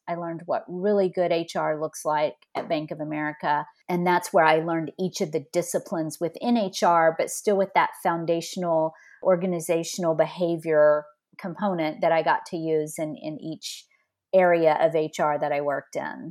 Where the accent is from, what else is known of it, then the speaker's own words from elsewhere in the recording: north of Beaumont, Southeast Texas, United States; also born or lived in California; now in Colleyville, Texas, United States; I grew up in, um, small town in Southeast Texas, north of Beaumont, just a few minutes from Louisiana